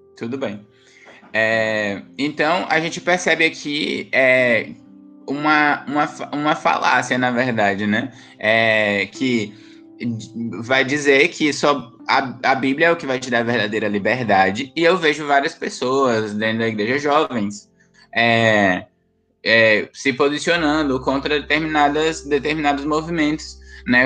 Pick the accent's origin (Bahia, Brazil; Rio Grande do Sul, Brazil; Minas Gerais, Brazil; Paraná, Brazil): Bahia, Brazil; eu sou baiana